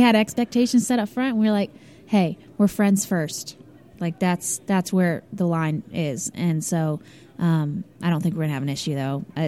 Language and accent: English; St. Louis, Missouri, United States; moved away as an adult; also born or lived in Columbia, Missouri; now in Nashville, United States; I'm originally from St. Louis, Missouri